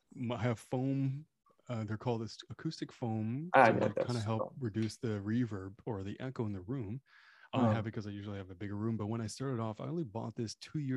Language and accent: English; Canada; first language French; English is a second language; French is my first language, technically, I guess.